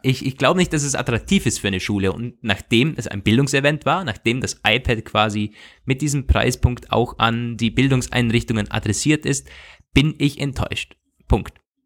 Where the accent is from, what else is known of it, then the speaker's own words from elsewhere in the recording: Austria; bei uns in Österreich